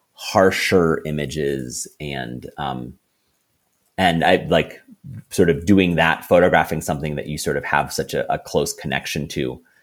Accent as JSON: {"language": "English", "country": "Philippines", "tie": "born or raised there", "said": "And definitely like sort of where I grew up in the Philippines is, you know, very, very exotic to Faroese and Americans."}